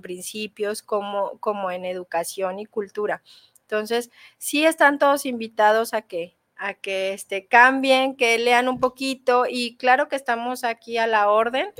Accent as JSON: {"language": "Spanish", "country": "Mexico", "said": "como mexicanos"}